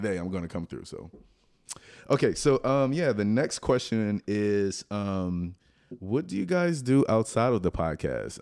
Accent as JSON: {"language": "English", "town": "Lafayette", "region": "Louisiana", "country": "United States", "said": "South Louisiana. From, I'm from Lafayette"}